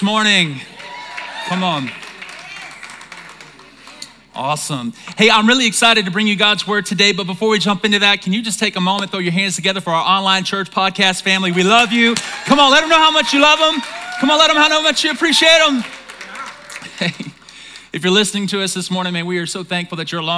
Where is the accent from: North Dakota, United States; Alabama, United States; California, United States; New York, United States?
Alabama, United States; I'm from Alabama. I'm from the South